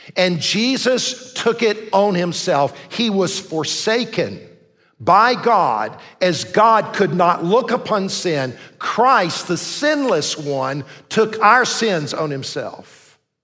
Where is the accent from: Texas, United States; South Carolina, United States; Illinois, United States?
South Carolina, United States; Columbia; I grew up in Columbia, went to the Citadel